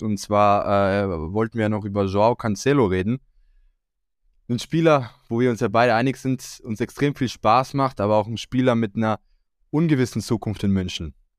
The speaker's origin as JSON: {"language": "German", "country": "Croatia", "said": "als Kroate"}